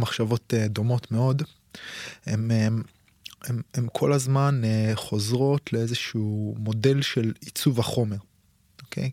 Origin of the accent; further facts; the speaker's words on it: Israel; אצלנו בישראל